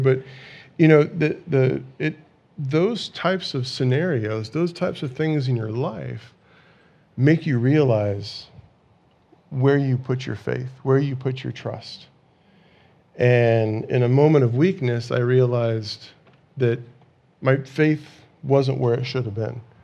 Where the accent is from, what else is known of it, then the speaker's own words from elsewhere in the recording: California, United States; growing up in California, you know, when you're in school, you have these earthquake drills